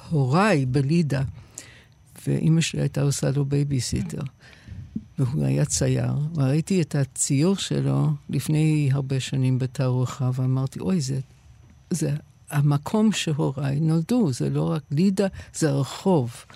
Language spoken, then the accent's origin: Hebrew; United States; born or raised there; Hebrew is a second language; also born or lived in England; now in Israel